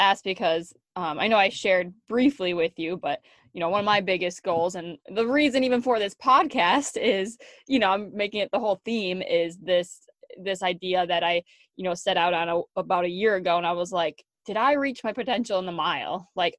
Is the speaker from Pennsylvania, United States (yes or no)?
no; Wisconsin, United States; moved away as an adult; also born or lived in North Dakota; I had plenty in my hometown, even here in Wisconsin.